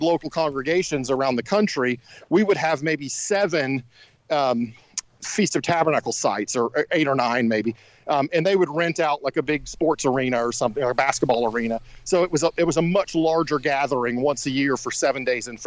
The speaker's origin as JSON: {"language": "English", "town": "Shreveport", "region": "Louisiana", "country": "United States", "tie": "born or raised there", "said": "I grew up in Shreveport, Louisiana"}